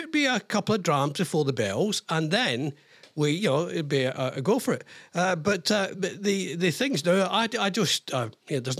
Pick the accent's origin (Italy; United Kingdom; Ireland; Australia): United Kingdom; Scotland; moved away; that's a great thing about being a Scottish stereotype